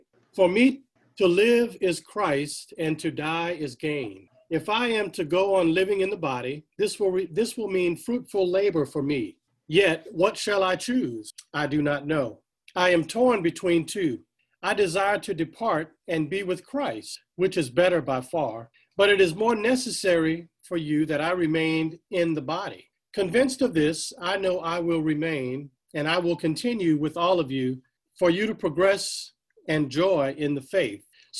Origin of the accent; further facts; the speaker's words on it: Lafayette, United States; My mother moved back to my hometown of Lafayette, where I had many cousins.